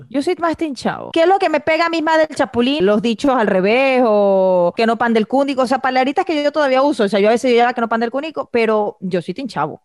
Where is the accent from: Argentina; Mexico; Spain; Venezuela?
Venezuela; somos venezolanos, de la parte de Venezuela de que venimos